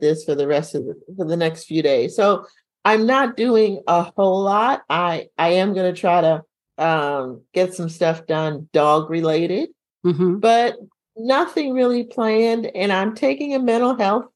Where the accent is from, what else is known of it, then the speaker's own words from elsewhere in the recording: New York, United States; moved away; growing up in New York